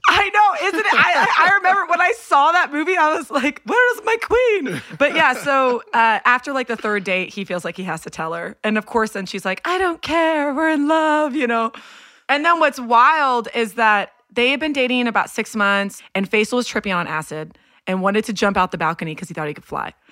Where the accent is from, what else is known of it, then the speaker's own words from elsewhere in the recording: Houston, Texas, United States; I was born raised in Houston, Texas